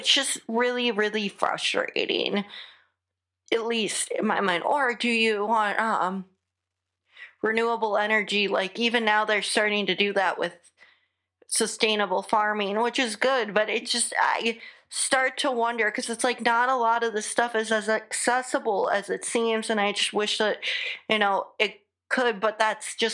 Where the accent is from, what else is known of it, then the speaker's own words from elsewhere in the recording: United States; accent: American; my American accent